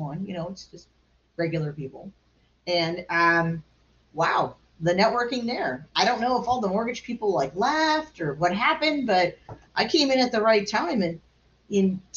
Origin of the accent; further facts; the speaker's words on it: Long Beach, California, United States; I'm from Long Beach, California. My family's lived in the same neighborhood for 81 years.